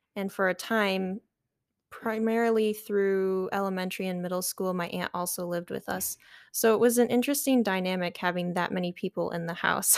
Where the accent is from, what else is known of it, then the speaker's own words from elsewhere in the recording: Metamora, Michigan, United States; I grew up in a little town called Metamora. It's on the east side of Michigan